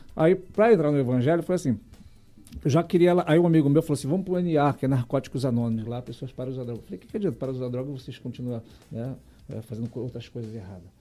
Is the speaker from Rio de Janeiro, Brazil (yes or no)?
yes; Rio de Janeiro, Brazil; Eu fui nascido e criado ali perto de Sulacap e Realengo